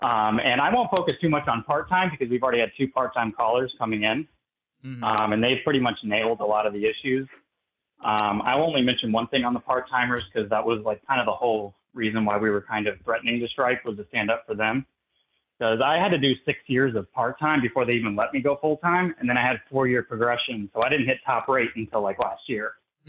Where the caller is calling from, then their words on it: Tampa, Florida, United States; I'm from Local 79. That's out of Tampa, specifically Sarasota County.